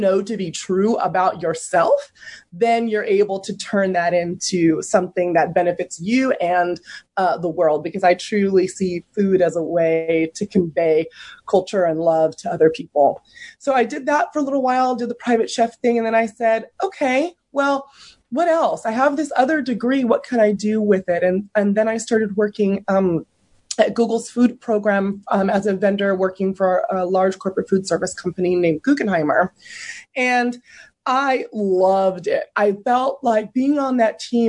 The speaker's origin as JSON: {"language": "English", "area": "San Francisco Bay Area", "region": "California", "country": "United States", "tie": "born or raised there", "said": "I grew up in the San Francisco Bay Area"}